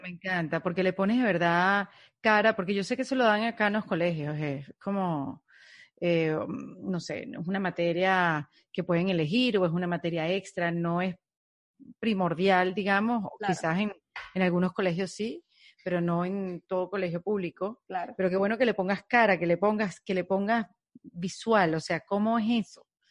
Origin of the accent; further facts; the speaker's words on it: Venezuela; yo como venezolana